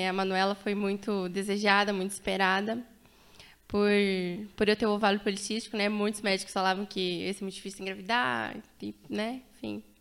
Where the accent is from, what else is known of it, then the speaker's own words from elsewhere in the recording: Rio Grande do Sul, Brazil; now in Cianorte, Brazil; sou natural do Rio Grande do Sul. Gaúcha, Tchê. Gaúcha. E atualmente estamos aí, Cianorte.